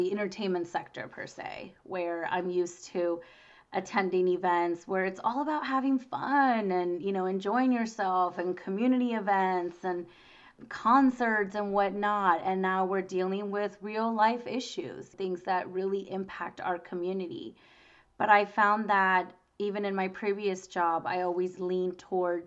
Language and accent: English; Boyes Hot Springs, California, United States; I grew up in the Springs. I grew up in the Valley